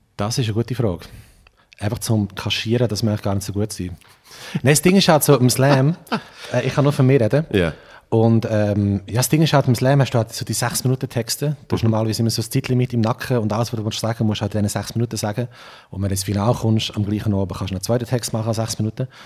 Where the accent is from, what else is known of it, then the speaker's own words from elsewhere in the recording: Trimbach, Solothurn, Switzerland; accent: unsauberer Oltner Dialekt, mixed with Aargau and Lucerne; also born or lived in Olten; Also eigentlich ist es sogar äh, auf Trimbacher Boden, wo ich aufgewachsen bin